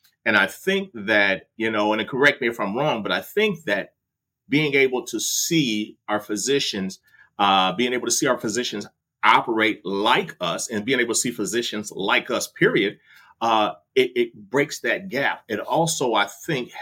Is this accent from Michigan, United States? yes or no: yes; Detroit, Michigan, United States; I'm from Detroit